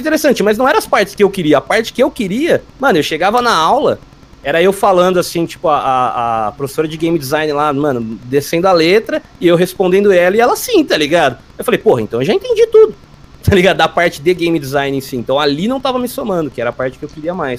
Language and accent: Portuguese; São Carlos, São Paulo, Brazil; Eu sou de São Carlos, interior de São Paulo